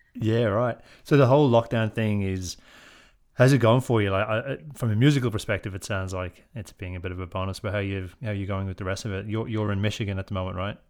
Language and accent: English; Ireland; now in Australia; as an Irish fella who grew up in Ireland